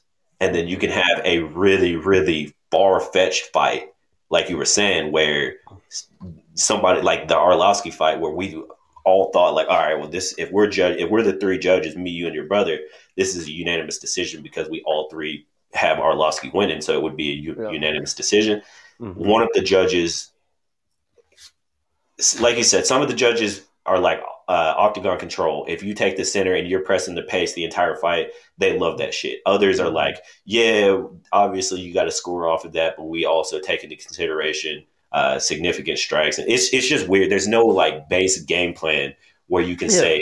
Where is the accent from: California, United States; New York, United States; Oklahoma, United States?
Oklahoma, United States; Oklahoma City; moved away; If we were fighting in OKC or something, and I'm down there and like family and friends is there